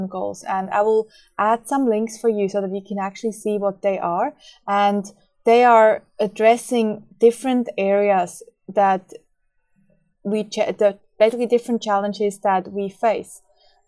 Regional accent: Switzerland; moved away; I grew up in Switzerland

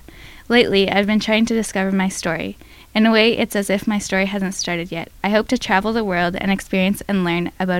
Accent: Fort St. John, British Columbia, Canada; I was born in Fort St. John, BC, Canada. My sister and I live with our parents a half an hour outside of town on a farm, where we harvest grain and canola.

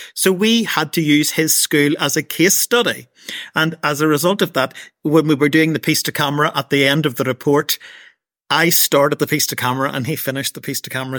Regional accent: Portadown, Northern Ireland, United Kingdom; Portadown is my hometown

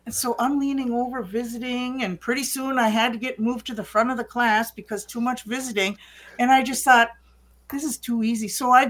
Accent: Minneapolis, Minnesota, United States; from the Phillips neighborhood

